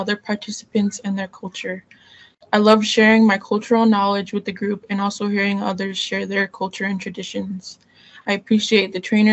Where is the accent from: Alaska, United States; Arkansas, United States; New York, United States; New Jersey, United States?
Alaska, United States; Tyonek; now in Anchorage, United States; I am from the Nochina clan, from the native village of Tyonik in Alaska, and I now live in Anchorage